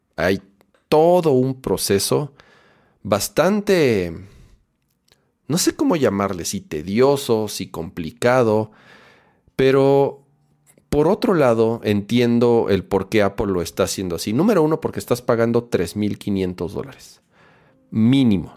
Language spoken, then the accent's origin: Spanish; Mexico